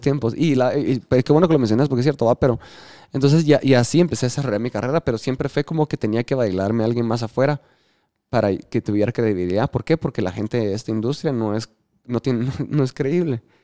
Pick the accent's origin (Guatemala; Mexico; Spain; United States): Guatemala; los guatemaltecos estamos